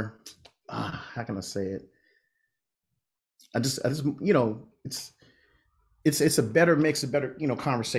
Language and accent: English; Los Angeles, California, United States; I'm native Californian, born and raised